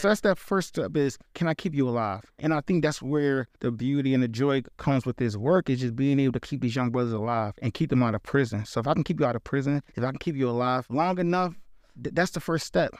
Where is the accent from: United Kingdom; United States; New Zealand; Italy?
United States; Philadelphia, Pennsylvania; within the city of Philadelphia, I'm from Germantown.